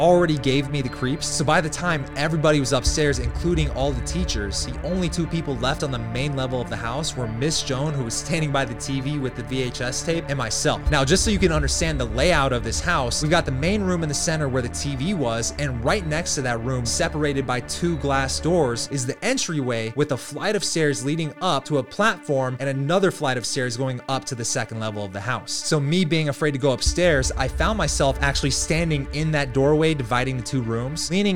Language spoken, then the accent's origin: English; Leavenworth, Kansas, United States; It's called Leavenworth, Kansas, and it also happens to be my hometown